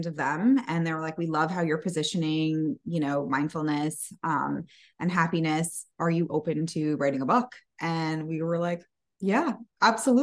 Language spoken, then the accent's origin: English; Canada; we're Canadian